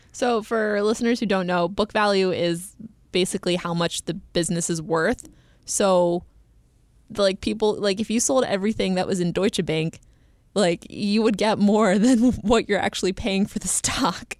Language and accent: English; United States; accent: American; my horrible American accent